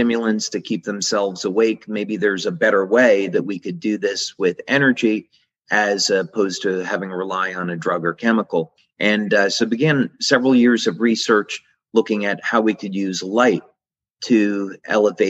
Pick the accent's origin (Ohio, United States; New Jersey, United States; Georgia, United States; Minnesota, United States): New Jersey, United States; growing up in New Jersey to visit the research lab of Thomas Edison